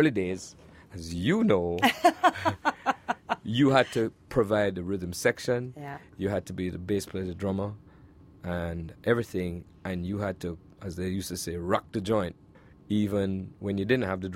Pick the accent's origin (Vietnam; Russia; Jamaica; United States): Jamaica; Kingston; moved away; my life growing up in Jamaica